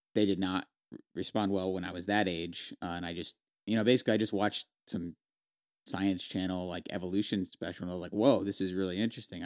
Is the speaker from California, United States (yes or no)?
yes; Visalia, California, United States; moved away as an adult; also born or lived in San Luis Obispo, California; now in South Carolina, United States; we're originally from Visalia, California. Uh, we now live in, uh, South Carolina